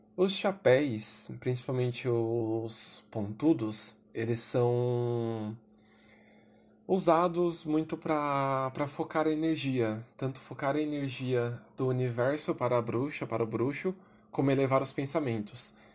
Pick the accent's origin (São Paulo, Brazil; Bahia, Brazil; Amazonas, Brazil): São Paulo, Brazil; Sou de São Paulo capital